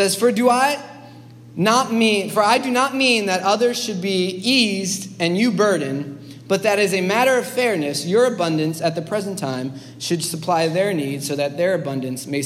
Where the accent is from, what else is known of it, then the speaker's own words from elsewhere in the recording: New York City, New York, United States; as a New Yorker